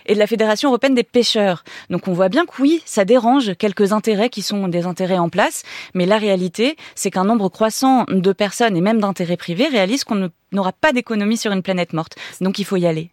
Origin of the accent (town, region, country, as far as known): France